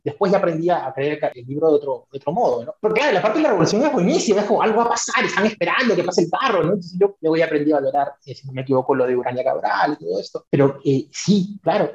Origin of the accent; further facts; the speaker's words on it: Peru; a mí como peruano